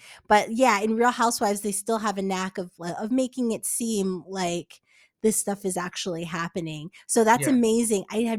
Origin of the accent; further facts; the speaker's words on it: Englewood, New Jersey, United States; I'm from Englewood.